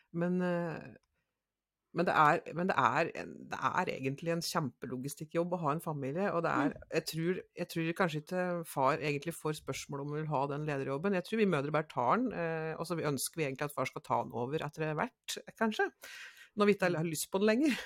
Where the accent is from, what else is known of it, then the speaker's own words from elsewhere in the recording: Nærosset, Innlandet, Norway; På en liten plass så er jeg fra Næroset.